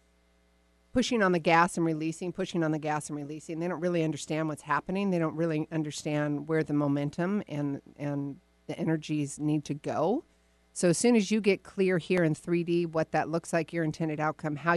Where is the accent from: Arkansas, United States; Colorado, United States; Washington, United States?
Washington, United States; Woodinville; my hometown